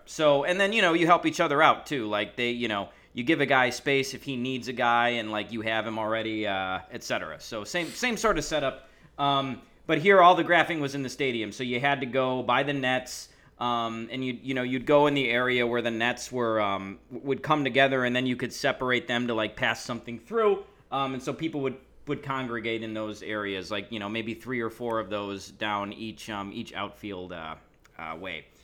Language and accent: English; Chicago, Illinois, United States; I was from Chicago